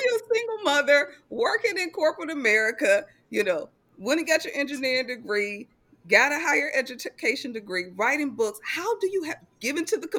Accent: Milwaukee, Wisconsin, United States; So I am originally from Milwaukee, Wisconsin. I grew up in a poverty-stricken neighborhood where my mom was a single mother of four children.

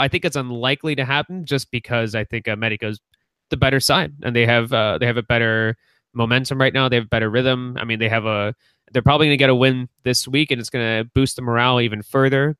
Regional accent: United States; we're more comfortable speaking English because you know obviously we grew up here in the United States, but of course we still have that strong cultural tie. It's ties to Mexico

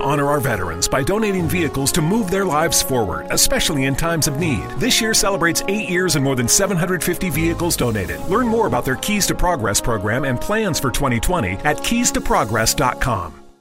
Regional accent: Locust, North Carolina, United States; I'm from, uh, a little town called Locust, North Carolina

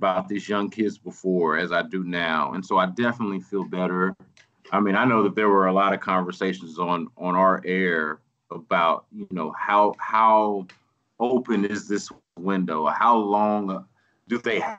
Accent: Houston, Texas, United States; I'm from here. I've rooted for the team my whole life. I live here.

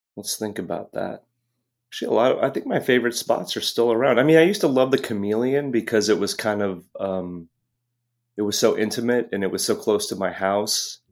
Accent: Los Angeles, California, United States; moved away as an adult; also born or lived in Hermosa Beach / Santa Monica / Pacific Palisades; now in San Francisco, United States; I spent the first half of my life in, in Los Angeles

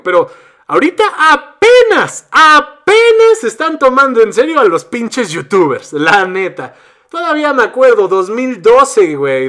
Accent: Mexico; soy mexicano

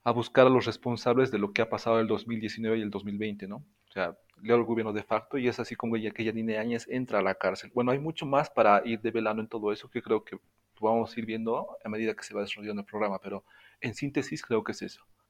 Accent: Bolivia; also born or lived in La Paz; soy boliviano, estoy radicando en La Paz, en el departamento de La Paz

